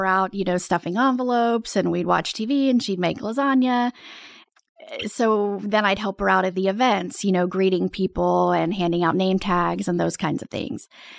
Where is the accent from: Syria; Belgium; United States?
United States; Texas; born or raised there; also born or lived in Baton Rouge, Louisiana